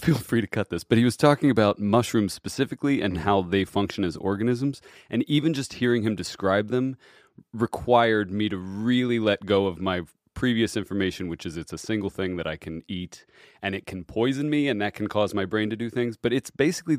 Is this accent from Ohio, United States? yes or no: yes; Cincinnati, Ohio, United States; Cincinnati, Ohio.